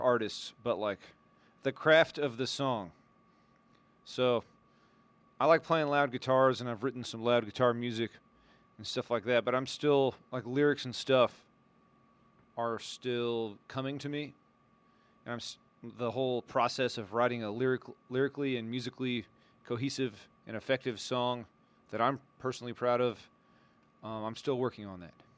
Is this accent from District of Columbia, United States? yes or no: no; San Antonio, Texas, United States; One of my hometown, uh, bands that backs me up is called the ….